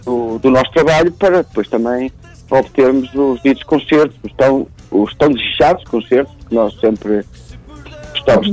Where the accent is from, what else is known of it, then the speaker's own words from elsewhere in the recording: Germany; now in Portugal; fui criado na Alemanha